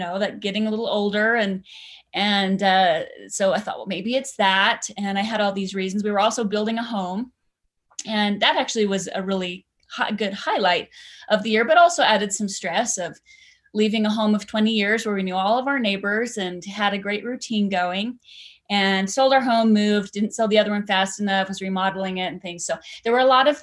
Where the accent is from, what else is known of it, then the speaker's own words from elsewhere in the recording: Idaho Falls, Idaho, United States; I grew up in Idaho Falls on a dead end street, and that shapes a lot of who I am, just my Idaho roots